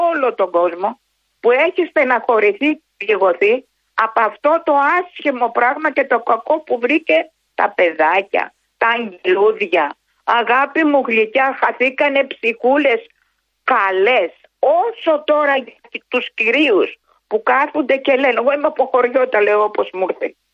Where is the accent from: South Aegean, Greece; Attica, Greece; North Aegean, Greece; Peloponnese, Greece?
North Aegean, Greece; Marathokampos; Εγώ είμαι από το Μαραθόκαμπο της Σάμου.